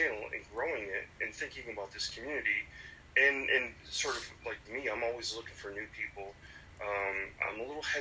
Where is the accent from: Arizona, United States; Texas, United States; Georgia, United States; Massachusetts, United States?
Massachusetts, United States; Springfield; I'm from Springfield, Massachusetts.